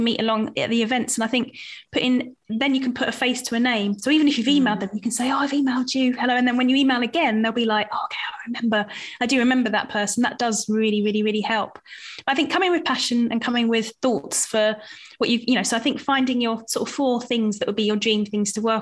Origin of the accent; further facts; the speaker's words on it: Southend-on-Sea, East of England, United Kingdom; I grew up in Southend and it is close to London